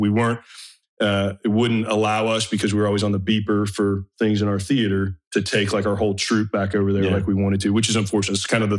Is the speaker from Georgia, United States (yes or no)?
yes; northeast of Atlanta, between Atlanta and Athens, Georgia, United States; moved away as an adult; I was just some kid from Georgia